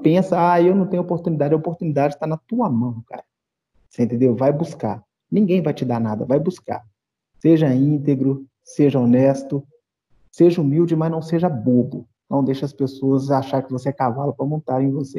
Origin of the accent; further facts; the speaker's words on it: Brazil; now in Belo Horizonte, Brazil; Ser negro no Brasil, não sei, não sei no resto do mundo, que eu só vivi aqui.